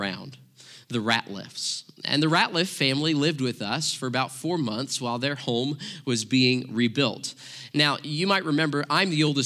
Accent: Joplin, Missouri, United States; I grew up in Southwest Missouri, right in the heart of Tornado Alley

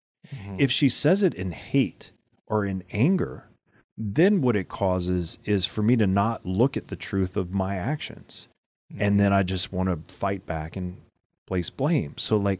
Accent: Louisiana, United States; I mean, you know, I grew up in Louisiana.

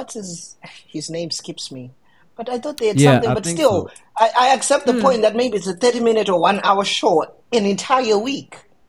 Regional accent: Zimbabwe; I'm from Zimbabwe.

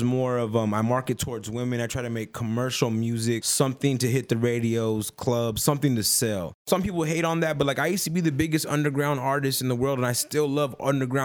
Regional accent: Tucson, Arizona, United States

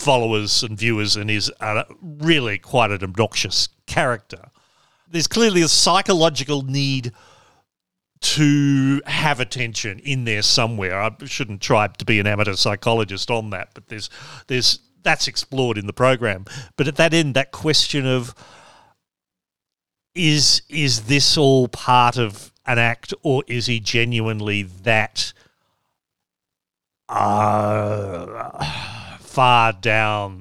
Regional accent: Australia; I actually only left Australia for the first time in 2007

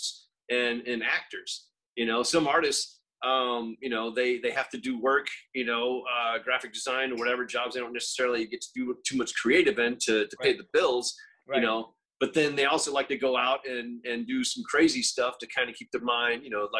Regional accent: Florida, United States; growing up in Florida on the beach

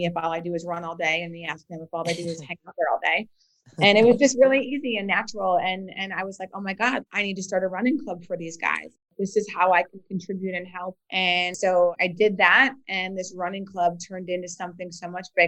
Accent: Bismarck, North Dakota, United States; moved away as an adult; also born or lived in Philadelphia; now in Washington, D.C., United States; I grew up in Bismarck, North Dakota

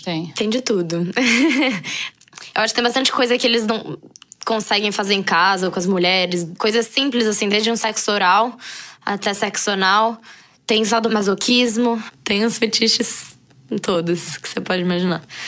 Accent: São Paulo, Brazil; also born or lived in Brasília; nasci em Brasília, morei em São Paulo desde os 5 anos, é, moro em São Paulo atualmente

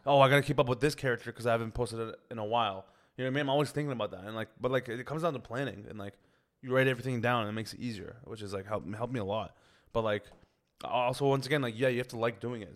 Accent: Toronto, Ontario, Canada; I grew up in Scarborough

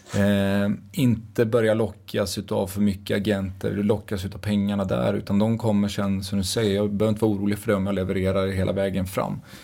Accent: Dals-Ed, Västra Götaland, Sweden; Jag kommer från Dalsland, från Dals Ed. Jätteliten ort där

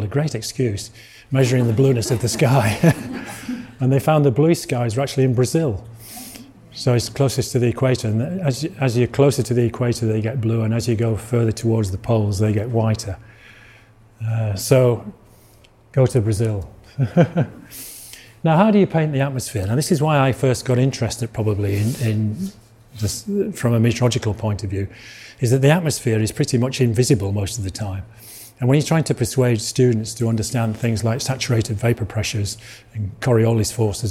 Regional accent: Yorkshire and the Humber, United Kingdom; accent: Yorkshire; now in Malvern, United Kingdom; I come from Yorkshire originally, you can probably tell from my accent. But I live near Malvern now.

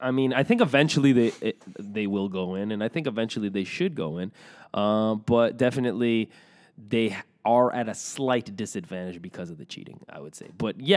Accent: Morocco; I don't know, but like, please, I'm from Morocco, please.

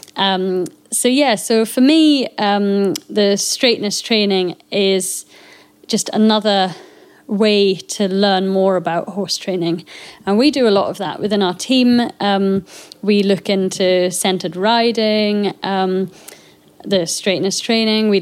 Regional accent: Scottish Borders, Scotland, United Kingdom; we are here and we are local

